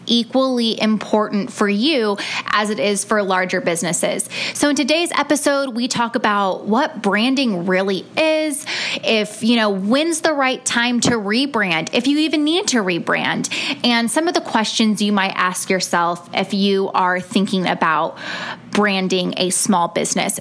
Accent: Bakersfield, California, United States; moved away; Bakersfield, California, which is actually my hometown

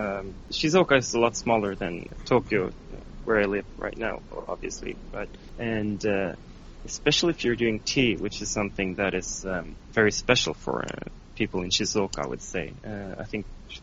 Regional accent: Sweden; first language Swedish; English is a second language; moved away as an adult; now in Japan; I was returning to Sweden, I think it was in the winter of 2015. I spent Christmas and New Year's back in my home country

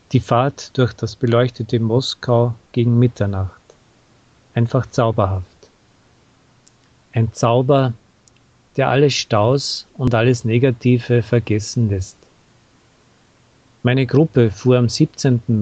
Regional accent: Austria; Aber für mich als Österreicher auch die Bierfabrik, die im 19. Jahrhundert von einem österreichischen Unternehmer aufgebaut worden war.

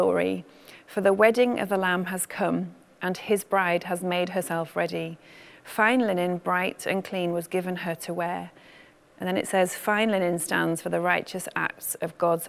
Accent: Manchester, North West England, United Kingdom; I grew up in Manchester

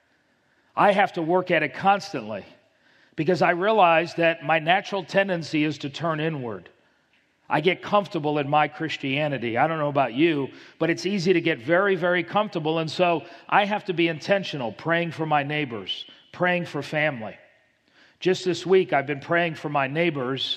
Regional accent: Miami, Florida, United States; I grew up in Miami, Florida

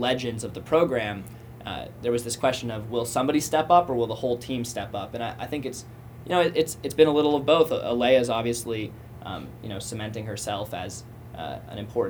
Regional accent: Massachusetts, United States; I'm from Massachusetts

